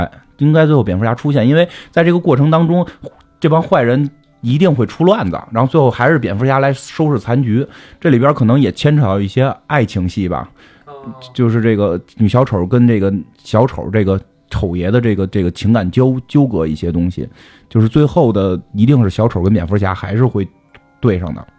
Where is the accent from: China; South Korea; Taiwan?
China; 我们中国人也能打外星人。